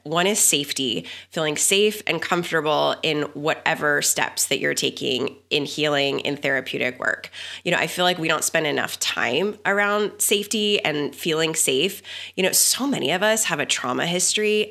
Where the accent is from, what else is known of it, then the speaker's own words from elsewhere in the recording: Texas, United States; I grew up in the South. I grew up in Texas